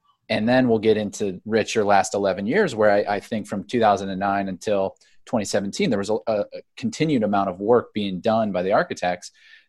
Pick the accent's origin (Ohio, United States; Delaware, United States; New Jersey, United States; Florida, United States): Ohio, United States; Akron; I grew up in Akron, Ohio.